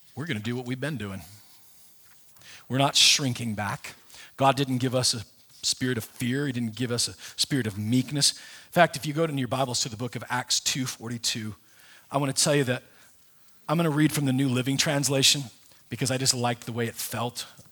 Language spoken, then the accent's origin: English; Nebraska, United States; I was raised in, I was raised in Nebraska